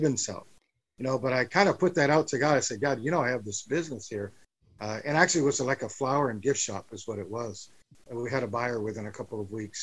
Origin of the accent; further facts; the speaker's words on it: Muskegon, Michigan, United States; now in Key Biscayne, United States; I was born in Muskegon, Michigan. So way up north.